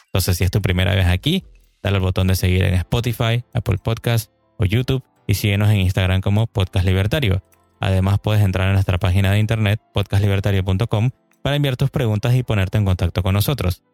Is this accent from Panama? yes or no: yes; Panama; en mi país, estamos aquí en Panamá